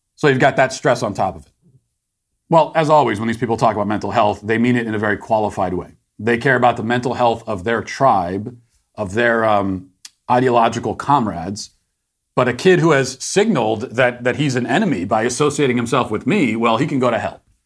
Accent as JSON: {"language": "English", "country": "United States", "said": "I'm embarrassed as an American to have something like this in my country."}